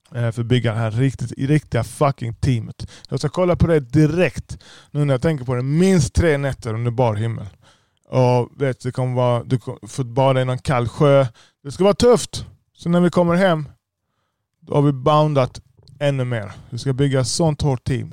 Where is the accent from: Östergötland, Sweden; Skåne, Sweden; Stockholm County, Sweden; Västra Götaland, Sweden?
Skåne, Sweden; Lund; jag är själv född i Lund. Jag har inte, jag har inte invandrat till Sverige.